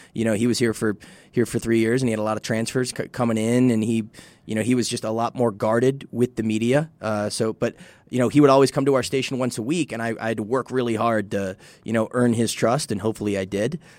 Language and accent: English; Midwest, United States; now in El Paso, United States; I'm from the Midwest, and I'm a white dude